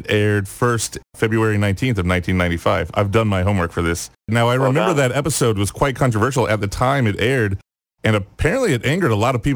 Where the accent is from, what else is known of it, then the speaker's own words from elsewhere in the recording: United States; as an American